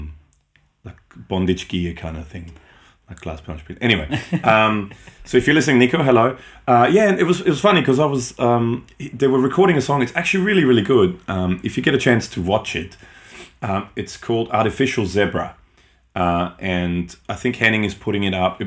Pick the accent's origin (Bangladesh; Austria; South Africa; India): Austria; first language German; English is a second language; moved away; I grew up in Austria, so that's my native language.